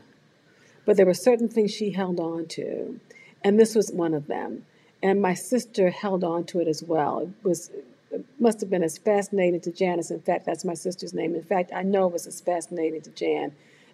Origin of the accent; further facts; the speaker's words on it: Washington, District of Columbia, United States; I grew up in Washington, D.C., the youngest of 5 siblings.